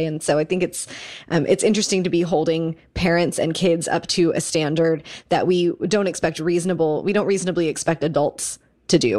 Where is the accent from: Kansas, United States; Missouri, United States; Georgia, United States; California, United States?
Kansas, United States; growing up in Kansas